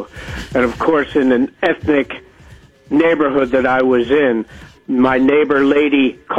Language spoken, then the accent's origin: English; New Jersey, United States; growing up in Jersey in the 60s